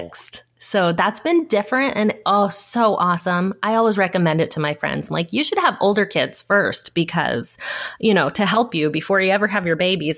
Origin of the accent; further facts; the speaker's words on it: Southern California, United States; I grew up in Southern California, which is where I still live now.